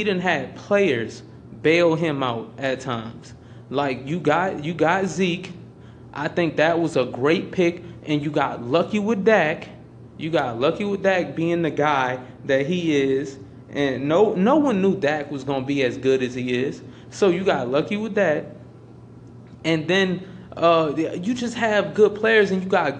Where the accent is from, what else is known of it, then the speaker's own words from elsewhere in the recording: Louisiana, United States; I'm from Louisiana